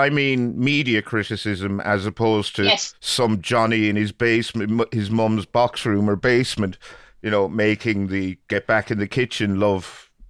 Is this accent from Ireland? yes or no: yes; Ireland; as an Irishman